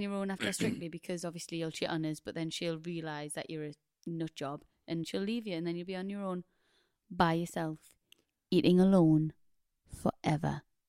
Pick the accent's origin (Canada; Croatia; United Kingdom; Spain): United Kingdom; But this is a thing, though. As a British people, for some reason, we're terrified to do things on our own.